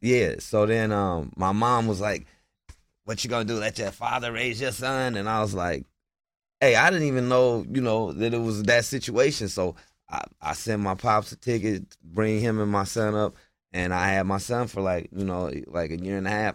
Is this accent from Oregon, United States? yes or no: yes; Portland, Oregon, United States; also born or lived in Bakersfield, California; now in New York, United States; I'm from Portland, Oregon